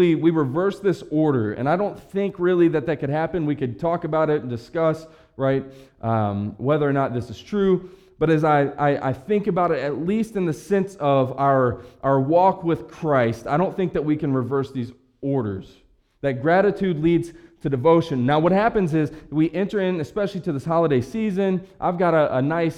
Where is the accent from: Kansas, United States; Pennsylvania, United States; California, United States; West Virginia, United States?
West Virginia, United States; I'm from West Virginia